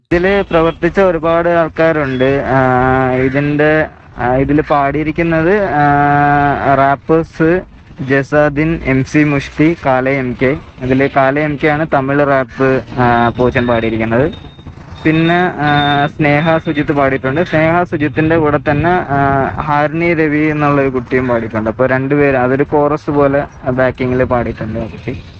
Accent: Kollam, Kerala, India; now in Chennai, India; എന്റെ നാട് കൊല്ലമാണ് ഞാൻ താമസിക്കുന്നത് ചെന്നൈയിലാണ്

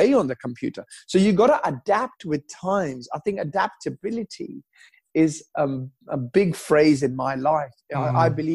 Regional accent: Pakistan; moved away; also born or lived in England; I was born in Pakistan, you know, growing up on curry all my life.

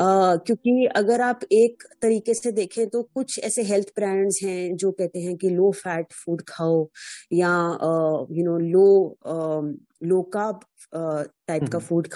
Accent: Jammu, Jammu and Kashmir, India; moved away; also born or lived in Delhi / Chennai; मैं जम्मू से हूँ

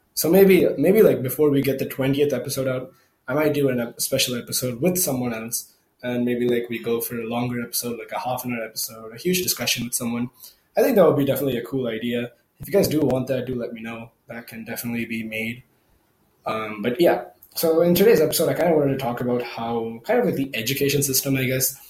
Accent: India; English is a second language; I'm from India

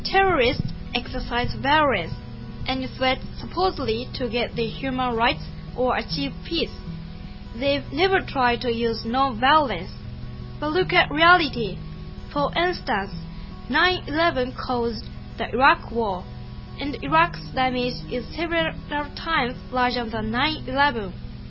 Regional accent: Okinawa, Japan; English is a second language; I'm … from Okinawa.

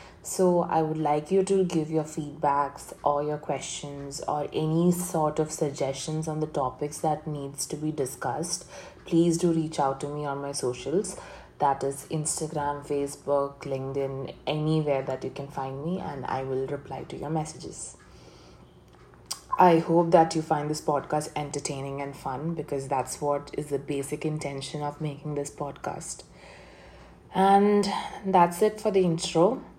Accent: Kochi, Kerala, India; also born or lived in Coimbatore; And I was born in Coimbatore, Tamil Nadu, India. But basically, I'm a Malayali. Malayali means I am a person who's residing in Kochi, Kerala. And I have my roots from Kochi, Kerala.

